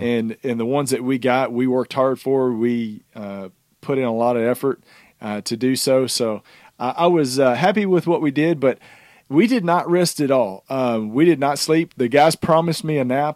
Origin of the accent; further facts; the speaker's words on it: the South, United States; we're from the South